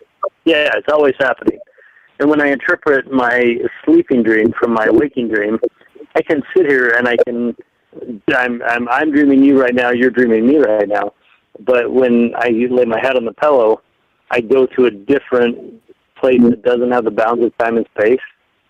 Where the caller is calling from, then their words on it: Colorado, United States; Hey, Mike. … from Colorado. How are you?